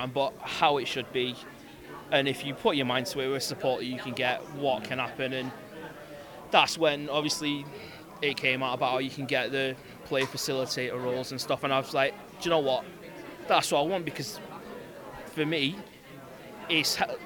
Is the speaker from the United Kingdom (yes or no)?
yes; Manchester, North West England, United Kingdom; moved away as an adult; now in Wales; as you can tell from my accent, this is actually my neck of the woods. I'm a Manchester boy, born and bred